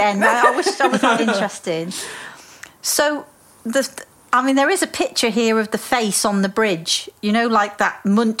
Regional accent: United Kingdom; we're so British about everything

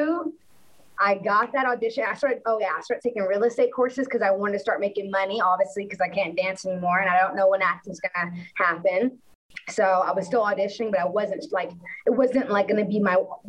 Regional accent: Orange, Texas, United States; I grew up, I'm from Orange, Texas, which is, like, the border of Louisiana

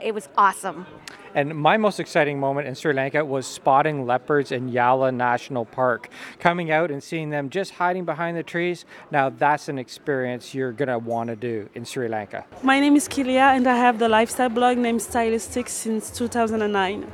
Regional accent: Mexico; I was born in Mexico.

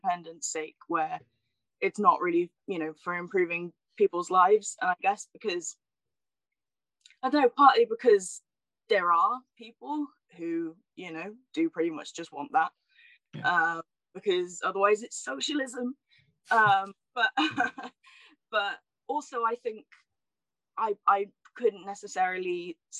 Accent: Wales, United Kingdom; My family's, you know, Irish immigrants who live in Wales. So I'm Welsh and Irish

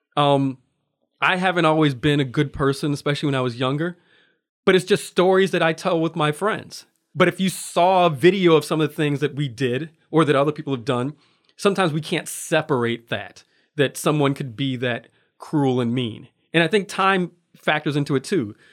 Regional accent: Waukegan, Illinois, United States; moved away as an adult; now in Anchorage, United States; growing up in Waukegan, Illinois

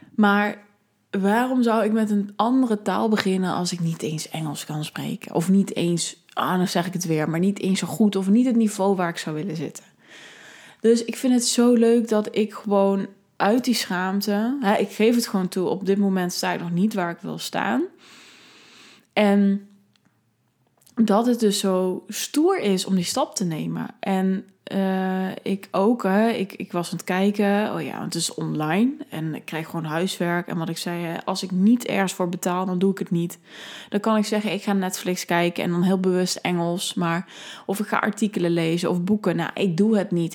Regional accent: Netherlands; ik ben een Nederlander, ik ben uit, eh, kom uit een welvarend land

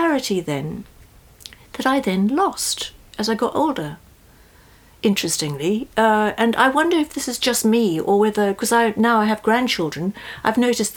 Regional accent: South Africa; moved away; I come from South Africa originally

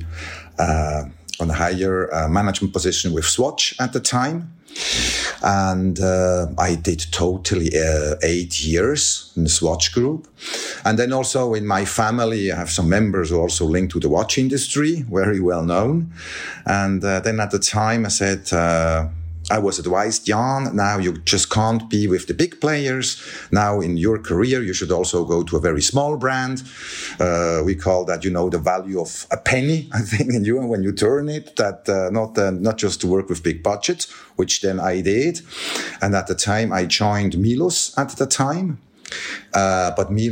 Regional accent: Biel/Bienne, Bern, Switzerland; I grew up here in Bienne, which is the cradle of the Swiss watchmaking

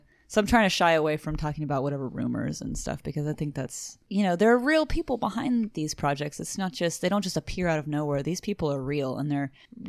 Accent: United States; We're Americans.

